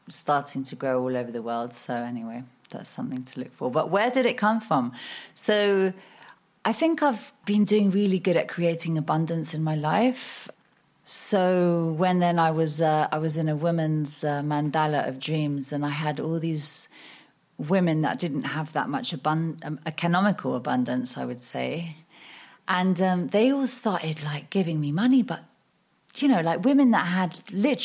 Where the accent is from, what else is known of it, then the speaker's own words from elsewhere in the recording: Marbella, Andalusia, Spain; moved away as an adult; also born or lived in United Kingdom / London; I am half Danish, half Norwegian, born in Spain. So I've literally grown up on the coast my whole life, which is a rare thing, people being born in Marbella